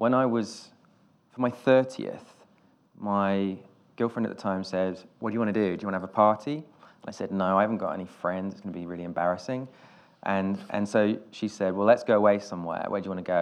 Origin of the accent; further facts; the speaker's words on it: Nuneaton, West Midlands, United Kingdom; also born or lived in Wales; I'm from Nuneaton, this town in the Midlands